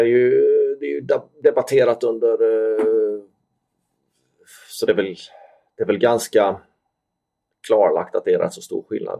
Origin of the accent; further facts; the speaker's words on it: Sweden; moved away; jag var ju svensk